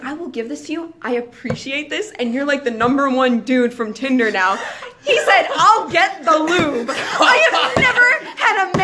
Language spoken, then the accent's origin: English; Cleveland, Ohio, United States; I'm from Cleveland